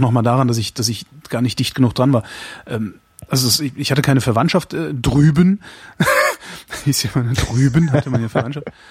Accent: Cologne, North Rhine-Westphalia, Germany; ich komme jetzt nun äh, aus Köln

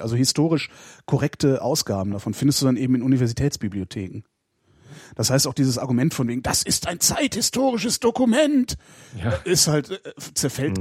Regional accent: Cologne, North Rhine-Westphalia, Germany; moved away; in meiner Heimatstadt Köln

